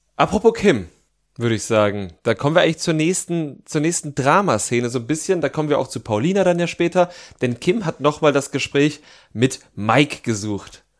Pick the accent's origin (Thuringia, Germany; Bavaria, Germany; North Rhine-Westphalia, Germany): Thuringia, Germany; Jena; beim FC Karl Zeiss Jena in meiner Heimatstadt